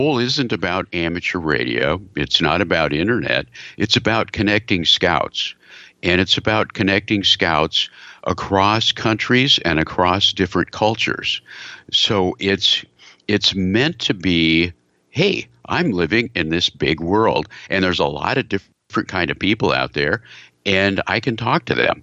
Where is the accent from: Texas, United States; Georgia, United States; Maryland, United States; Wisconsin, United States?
Texas, United States; I'm from Texas.